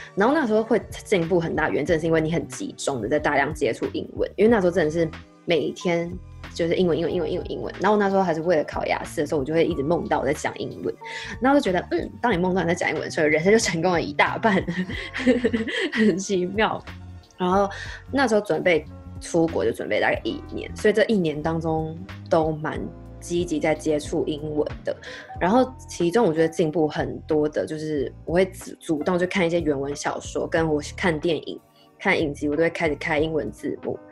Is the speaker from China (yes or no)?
no; Taiwan; moved away as an adult